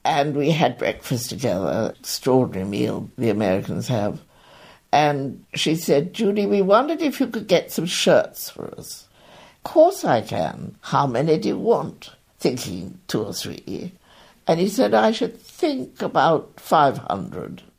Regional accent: England, United Kingdom; moved away; also born or lived in New York; being English

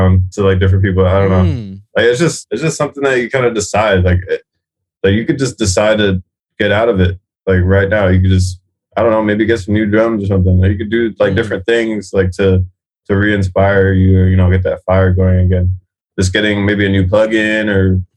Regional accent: South Florida, United States; Florida is my hometown.

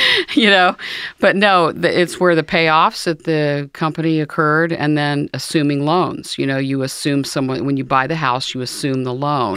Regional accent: New Carlisle, Ohio, United States; I grew up uh, near Dayton, Ohio

